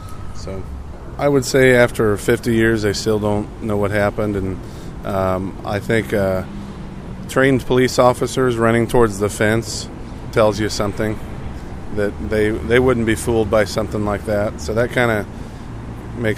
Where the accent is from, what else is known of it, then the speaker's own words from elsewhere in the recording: Wichita, Kansas, United States; Wichita, Kansas.